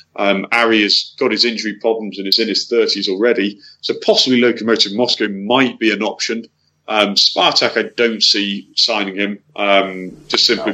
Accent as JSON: {"language": "English", "region": "England", "country": "United Kingdom", "said": "as an Englishman"}